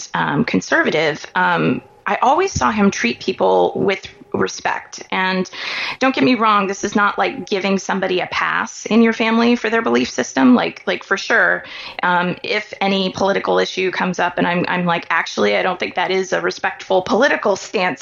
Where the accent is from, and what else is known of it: Kansas City, Missouri, United States; born or raised there